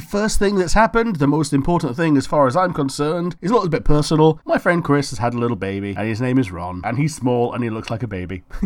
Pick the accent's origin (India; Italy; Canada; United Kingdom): United Kingdom; We're also British